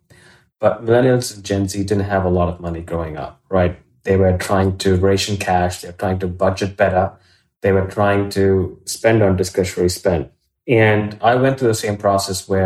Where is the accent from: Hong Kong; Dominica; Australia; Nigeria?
Australia; also born or lived in India; I was born in India. I grew up in Australia, did law and economics at university